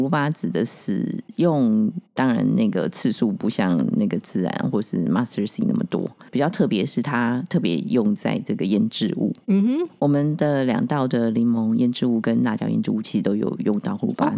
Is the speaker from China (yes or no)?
no; Taiwan; 我们台湾人